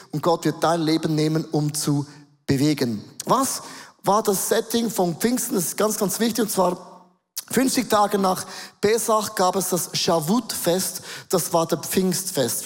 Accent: Switzerland; accent: Swiss German; first language Swiss German; Dann werden wir nächste Woche auf Schweizerdeutsch umstellen. Das ist meine Muttersprache

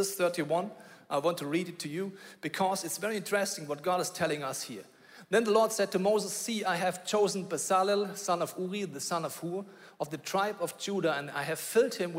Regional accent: Bavaria, Germany; I grew up in Bavaria

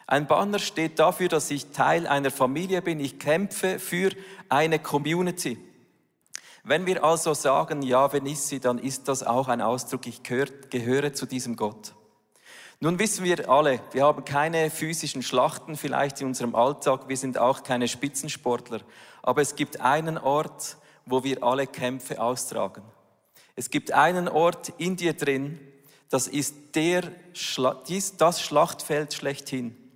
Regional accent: Switzerland; Das ist ja nicht gerade unsere Heimat als Schweizer

